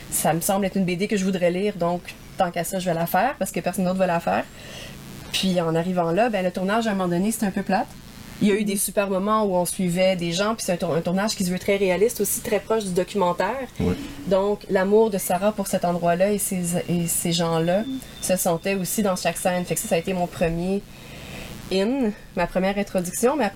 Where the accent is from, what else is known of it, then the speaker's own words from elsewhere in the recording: Montreal, Quebec, Canada; En habitant en ville, j'ai grandi à Montréal.